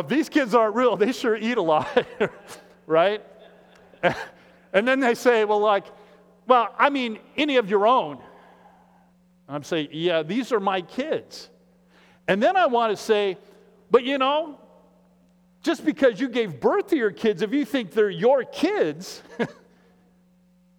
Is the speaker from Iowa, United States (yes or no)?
yes; Iowa, United States; now in Minneapolis, United States; I'm from Iowa